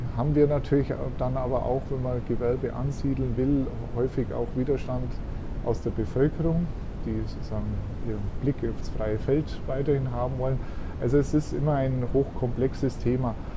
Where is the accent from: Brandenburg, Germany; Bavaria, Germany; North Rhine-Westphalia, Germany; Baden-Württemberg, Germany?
Bavaria, Germany; Augsburg; now in Bad Windsheim, Germany; Ich bin eben am Rande einer Großstadt aufgewachsen, Augsburg, und bin schon als Bub mit dem Fahrrad durch die Stadt gefahren